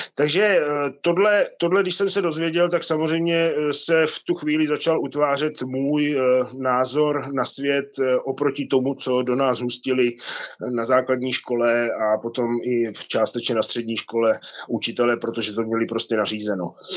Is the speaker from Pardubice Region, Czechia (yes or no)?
yes; Lanškroun, Pardubice Region, Czechia; moved away; 18 let jsem vyrůstal v Lančkrouně